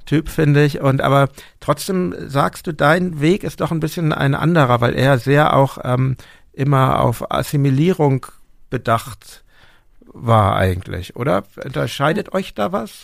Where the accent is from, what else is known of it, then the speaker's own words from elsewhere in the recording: Hamburg, Germany; also born or lived in Berlin; ich bin Deutscher und ich bin Hamburger